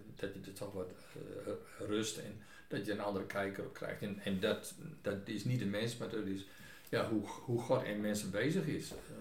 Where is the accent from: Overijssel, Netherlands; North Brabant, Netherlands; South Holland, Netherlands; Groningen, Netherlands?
Groningen, Netherlands; now in Buitenpost, Netherlands; Ik ben geen Fries. Geboren in het Groningenland